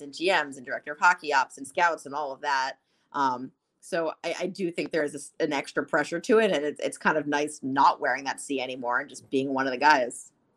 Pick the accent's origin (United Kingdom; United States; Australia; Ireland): United States; New Jersey; I'm from North Jersey